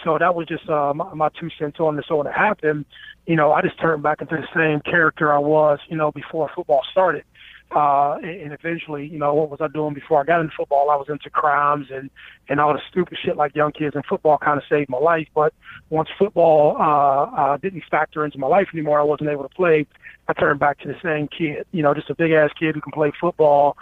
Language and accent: English; Youngstown, Ohio, United States; I come from Youngstown.